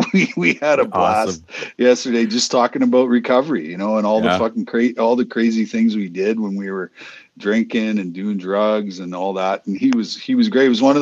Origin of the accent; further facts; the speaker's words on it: Boston, Massachusetts, United States; talking about hockey and growing up in Boston, being a Bruins fan, a Red Sox fan, a Celtics fan, you know.